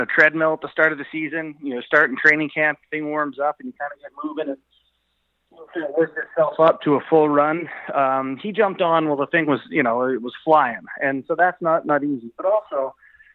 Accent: Canada

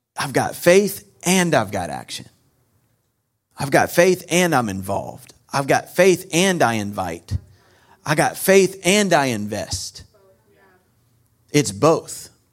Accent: North Carolina, United States; I'm from North Carolina, so you're gonna get a few y'alls

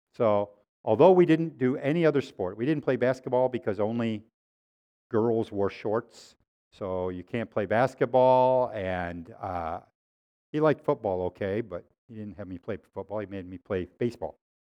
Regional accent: Waterloo, New York, United States; growing up in Waterloo, New York

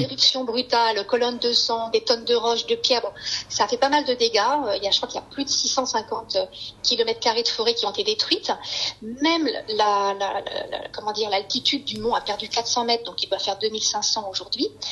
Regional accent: France; now in Seattle, United States; on est français

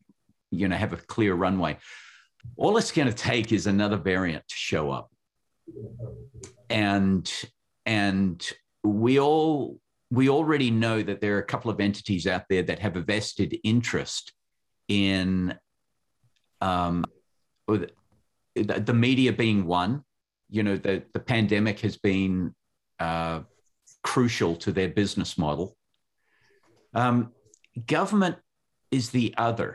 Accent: Western Australia, Australia; now in United States; The state that I was born in was called Western Australia

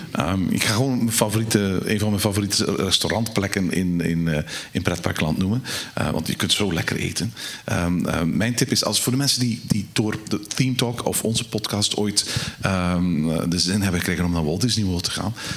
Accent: Belgium; als Belgen zullen wij

